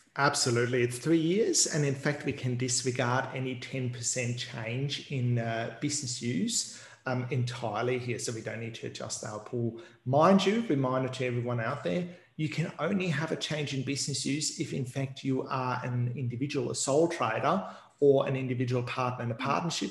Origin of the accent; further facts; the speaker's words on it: Queensland, Australia; I, don't want to boast being a Queenslander again